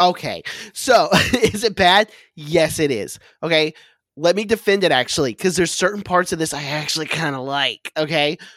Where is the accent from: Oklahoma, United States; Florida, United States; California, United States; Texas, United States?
Oklahoma, United States; moved away; I'm originally from Oklahoma